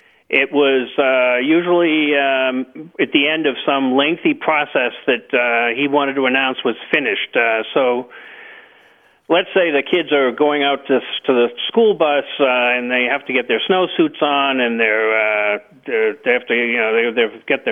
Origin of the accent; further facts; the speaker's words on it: Boston, Massachusetts, United States; now in Moretown, Vermont, United States; I live in Moortown, Vermont. I grew up in the Boston area.